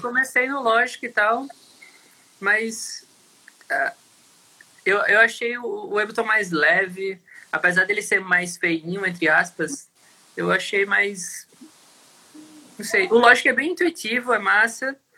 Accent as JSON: {"language": "Portuguese", "town": "Natal", "region": "Rio Grande do Norte", "country": "Brazil", "moved": "as an adult", "said": "A gente é de Natal, né? Morou lá até 2014, 2015"}